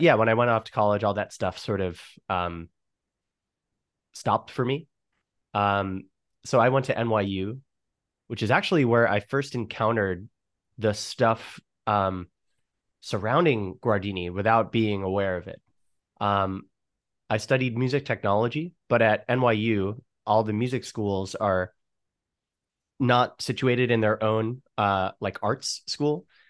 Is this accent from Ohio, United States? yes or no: no; Chappaqua, New York, United States; I grew up in Chappaqua, New York, which is about, you know, an hour outside of New York City